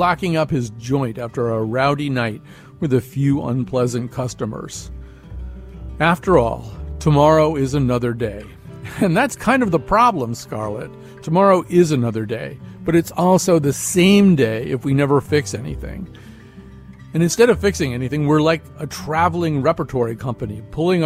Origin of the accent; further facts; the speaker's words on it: United States; I'm an American journalist, and my country is so crazy.